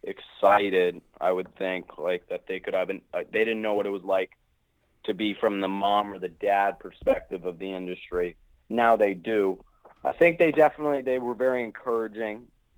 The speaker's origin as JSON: {"language": "English", "town": "Los Angeles", "region": "California", "country": "United States", "tie": "born or raised there", "said": "I'm actually from Los Angeles, if you've ever heard of it. the City of Angels."}